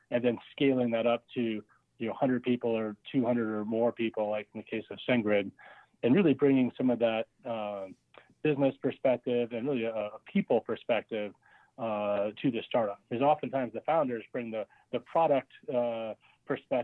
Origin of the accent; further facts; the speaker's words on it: Pennsylvania, United States; moved away as an adult; also born or lived in Iowa / Virginia; I was born in Iowa, raised in Pennsylvania